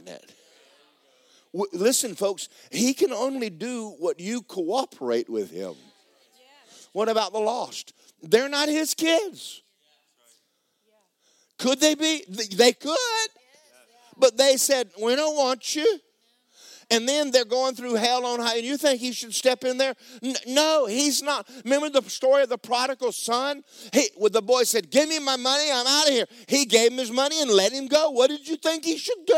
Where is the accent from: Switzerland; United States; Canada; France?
United States; Georgia; I'm from Georgia